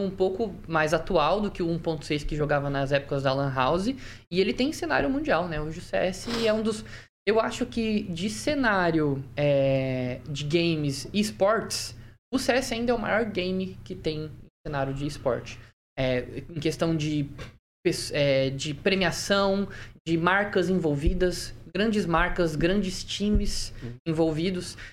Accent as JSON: {"language": "Portuguese", "region": "Santa Catarina", "country": "Brazil", "tie": "born or raised there", "moved": "yes", "lives_now": "Maringá, Brazil", "said": "eu nasci em Santa Catarina, mas a família da minha mãe é daqui de Maringá"}